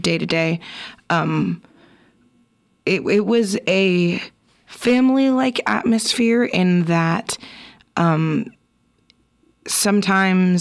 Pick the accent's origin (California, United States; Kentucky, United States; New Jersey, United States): California, United States; East Bay; now in Portland, United States; I'm from the East Bay myself.